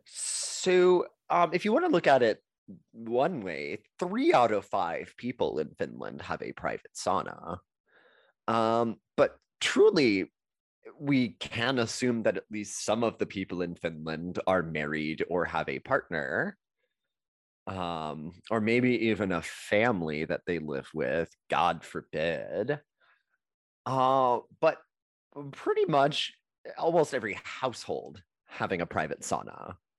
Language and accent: English; Texas, United States; as a Texan